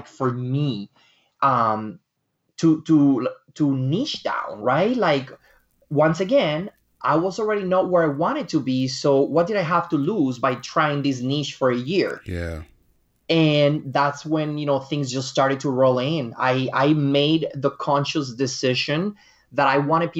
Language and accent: English; Dominican Republic; my home country, which is the Dominican Republic.